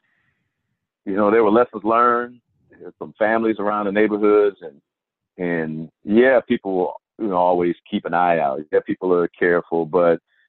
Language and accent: English; Houston, Texas, United States; I'm from Houston